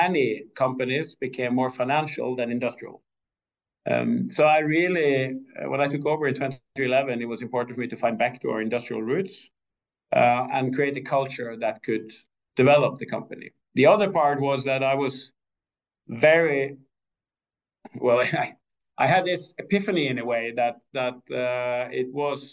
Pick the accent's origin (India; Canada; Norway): Norway; Askøy, Vestland; also born or lived in Trondheim; I grew up on Askøy outside Bergen.